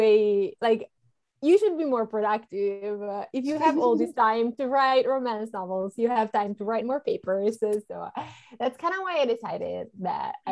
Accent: Italy; first language Italian; English is a second language; moved away as an adult; now in United States; I'm from Italy originally

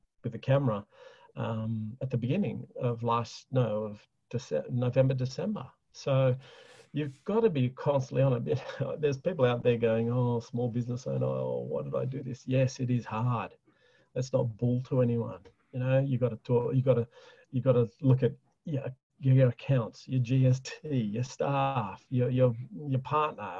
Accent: Australia; being an Aussie

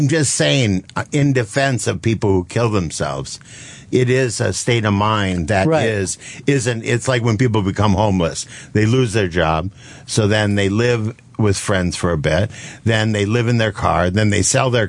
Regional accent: Minnesota, United States; I'm from Minnesota.

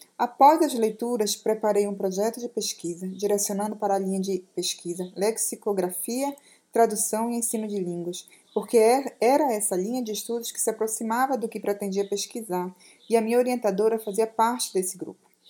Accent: Castanhal, Pará, Brazil; moved away as an adult; also born or lived in Florianópolis; sou paraense, moro na cidade de Castanhal, no interior do Pará

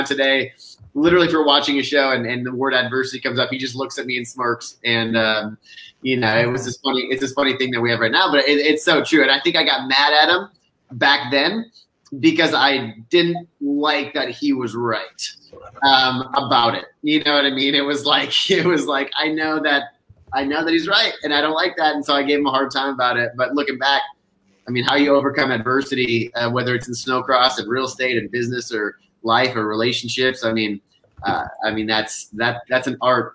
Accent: Northern Minnesota, United States; now in Dallas-Fort Worth, United States; I'm from Northern Minnesota

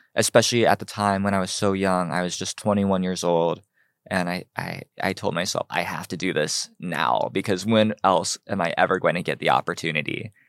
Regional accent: Cincinnati, Ohio, United States; also born or lived in Seoul, South Korea; now in Los Angeles, United States; So I was born in Seoul, South Korea. I was adopted, uh, when I was three months old, grew up in Cincinnati, Ohio

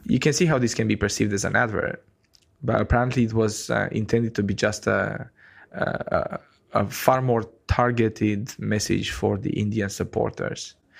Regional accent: Romania; moved away as an adult; now in New Zealand; I'm from Romania in Eastern Europe

